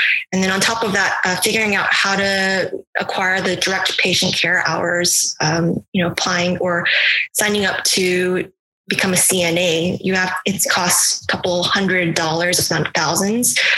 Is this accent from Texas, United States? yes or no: yes; Houston, Texas, United States; moved away as an adult; also born or lived in Miami; I'm originally from Houston, Texas